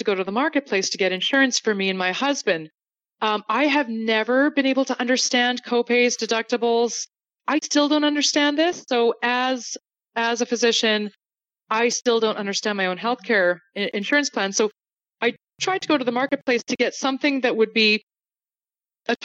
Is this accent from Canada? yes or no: yes; Canada; moved away as an adult; now in United States; As a Canadian